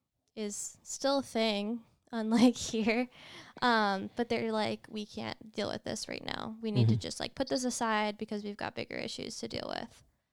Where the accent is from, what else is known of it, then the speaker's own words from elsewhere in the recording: New York, United States; New York, baby.